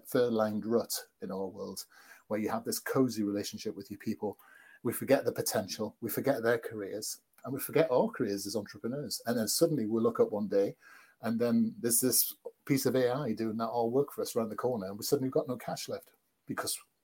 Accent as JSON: {"language": "English", "country": "United Kingdom", "said": "I'm from Britain"}